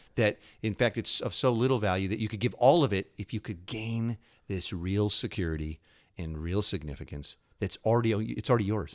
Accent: Illinois, United States; I grew up in Illinois

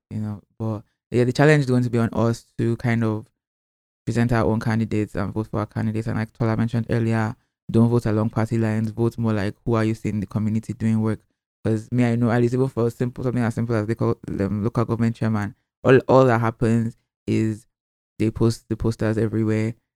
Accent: Nigeria; we as the Nigerian public

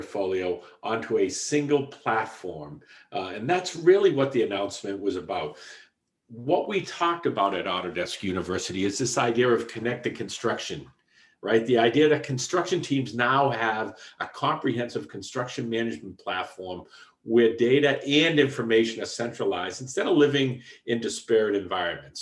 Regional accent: Boston, Massachusetts, United States; accent: Boston; also born or lived in Portland, Oregon; my Boston accent comes across quite strong

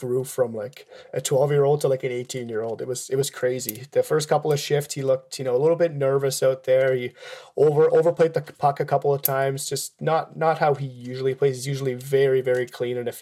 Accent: Switzerland; moved away; I'm originally from Switzerland

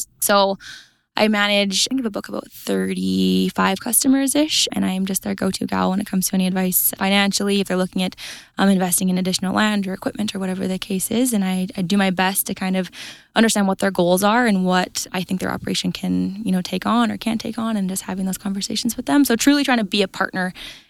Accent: Red Deer, Alberta, Canada; So I grew up on a cow-calf and grain operation. I say Red Deer County, it's Innisfail area.

